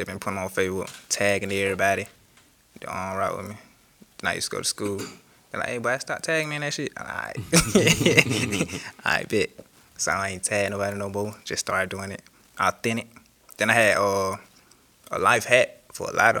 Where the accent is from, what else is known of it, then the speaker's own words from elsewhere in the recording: Macon, Georgia, United States; I am from Macon, Georgia